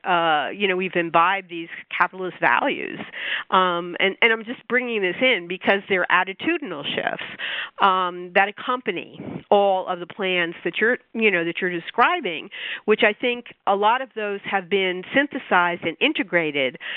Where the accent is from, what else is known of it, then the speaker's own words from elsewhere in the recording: New York, United States; being a New Yorker